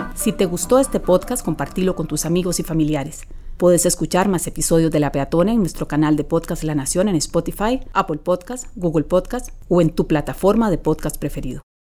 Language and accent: Spanish; Alajuela, Costa Rica; en mi ciudad, bueno, en mi pueblo, porque la verdad todavía somos muy pueblo